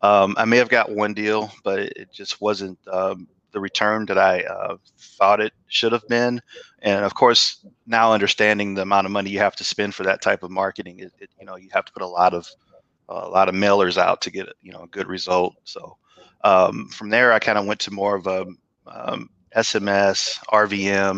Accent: St. Louis, Missouri, United States; moved away as an adult; now in Atlanta, United States; I'm originally from St. Louis, Missouri. Actually, moved to Atlanta in 2013

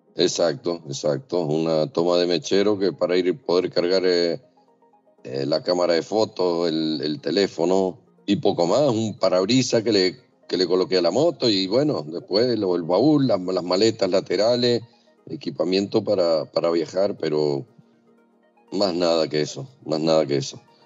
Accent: Mendoza, Argentina; moved away as an adult; Soy de Mendoza, eh, Argentina

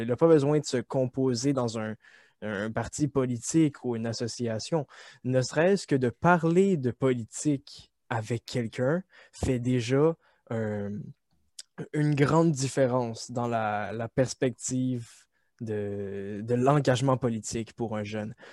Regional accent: Quebec, Canada; nous épanouir en tant que Québécois

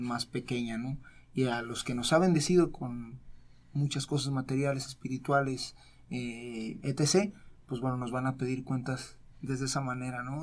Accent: Mexico; nacimos en México

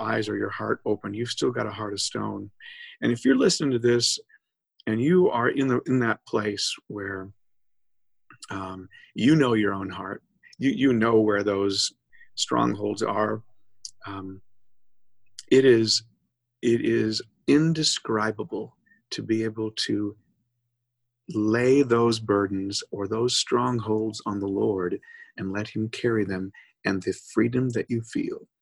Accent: Minnesota, United States; moved away as an adult; also born or lived in Wisconsin; now in Southern United States; I'm from Minnesota, and I lived in Minnesota and Wisconsin all my life.

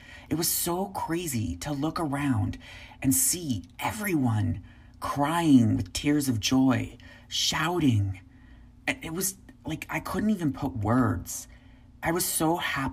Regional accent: United States; I was from the United States

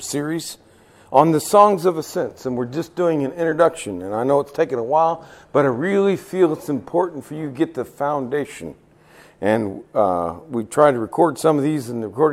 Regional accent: Nepal; moved away; I'm from Nepal, the highest mountains in the world

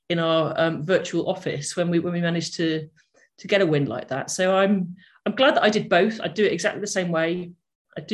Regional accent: the Northwest, North West England, United Kingdom; my background is that I grew up in the Northwest

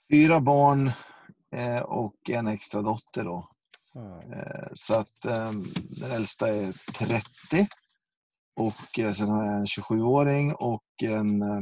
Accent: Västerås, Västmanland, Sweden; Jag kommer ifrån Västerås, eh, Västerås. ursprungligen

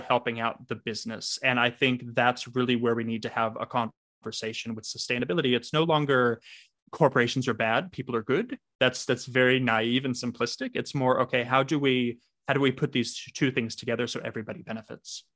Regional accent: Los Angeles, California, United States; now in Australia; I am calling in from Australia, but for those with a good ear, I do not have an accent because I'm originally from Los Angeles.

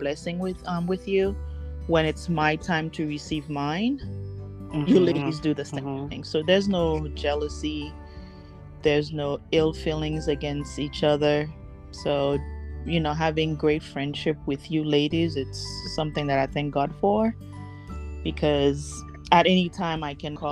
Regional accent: Haiti; now in Arizona, United States; I grew up in Haiti in a very restricted, you know, upbringing.

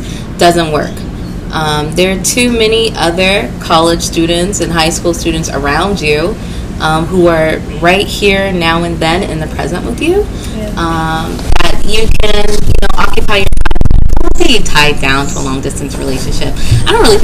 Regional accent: the South, United States; we are from the South

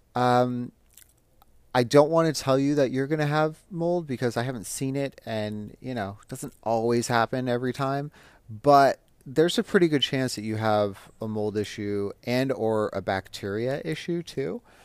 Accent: Las Vegas, Nevada, United States; moved away; I'm from Las Vegas

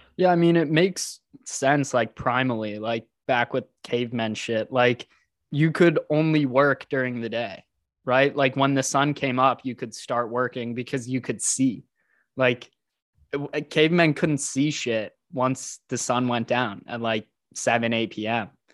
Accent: Houston, Texas, United States; now in Austin, United States; I was born and raised in Houston

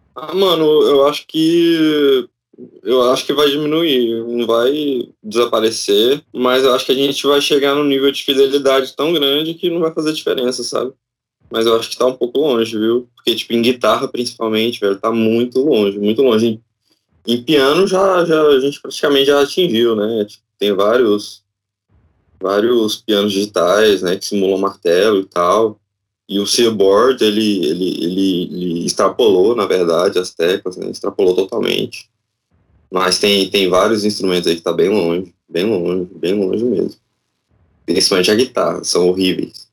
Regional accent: Tocantins, Brazil; eu sou do Tocantins

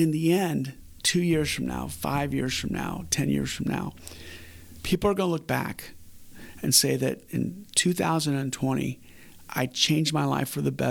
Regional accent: Winter Park, Florida, United States; I grew up in Winter Park, and in Winter Park, we were one of the poor families

